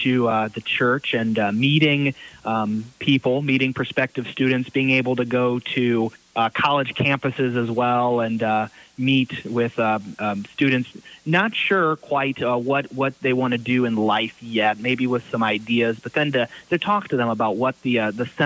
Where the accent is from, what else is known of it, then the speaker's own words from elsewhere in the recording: Fort Wayne, Indiana, United States; also born or lived in Chicago; I grew up in the Fort Wayne area.